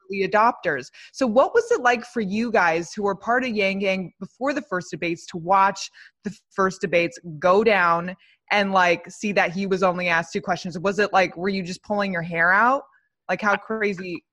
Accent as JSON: {"language": "English", "town": "Los Angeles", "region": "California", "country": "United States", "said": "I am from Los Angeles. I'm in Los Angeles"}